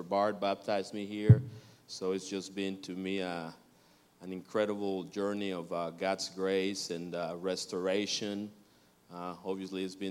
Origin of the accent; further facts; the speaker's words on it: Mexico; moved away as an adult; now in United States; we're originally from Mexico, and we got here 22, 23 years ago